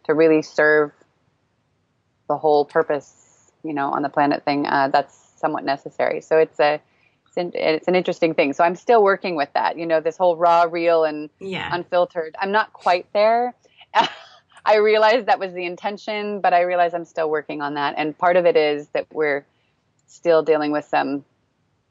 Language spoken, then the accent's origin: English; Northern California, United States; moved away as an adult; now in Prague, Czech Republic; I grew up in Northern California